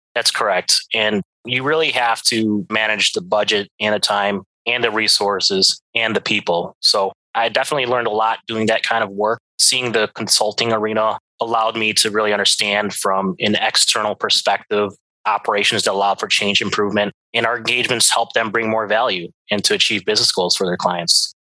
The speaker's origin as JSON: {"language": "English", "town": "Chicago", "region": "Illinois", "country": "United States", "tie": "born or raised there", "also_born_or_lived": "Montana", "moved": "as an adult", "said": "I was born and raised here in Chicago."}